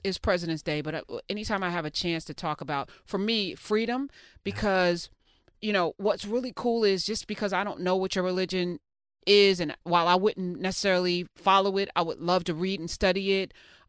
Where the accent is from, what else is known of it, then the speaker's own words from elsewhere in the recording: Iran; Persian, you know, is the non-threatening way to say I'm from Iran, right?